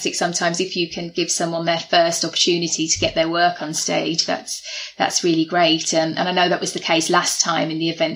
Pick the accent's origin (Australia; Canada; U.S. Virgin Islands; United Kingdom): United Kingdom; the Black Country, near Wolverhampton, West Midlands; moved away; I'm from the Black Country originally, near Wolverhampton.